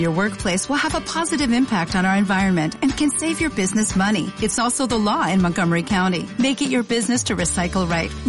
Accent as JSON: {"language": "Spanish", "region": "Buenos Aires", "country": "Argentina", "tie": "born there", "lives_now": "Pilar, Argentina", "said": "Por lo tanto, podemos concluir que soy porteño de nacimiento y pilarense por adopción."}